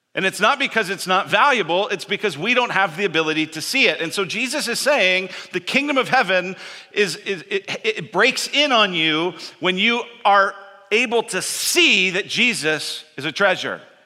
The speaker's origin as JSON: {"language": "English", "town": "Denver", "region": "Colorado", "country": "United States", "tie": "born or raised there", "said": "I grew up in Denver"}